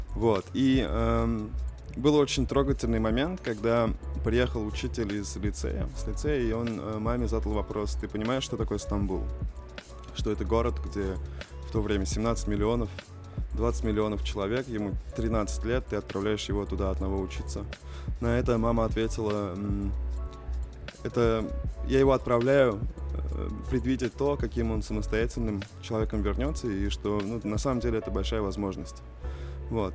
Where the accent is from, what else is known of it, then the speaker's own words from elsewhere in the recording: Tatarstan, Russia; also born or lived in Istanbul, Turkey; у нас в Татарстане